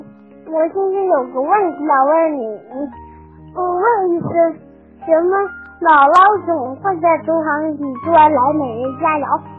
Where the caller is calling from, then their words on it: Haikou, Hainan, China; 我来自海南省海口市，